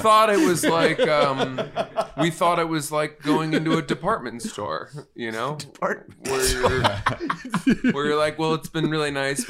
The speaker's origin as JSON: {"language": "English", "region": "Maine", "country": "United States", "said": "What is it about Maine that I'm wearing on my forehead?"}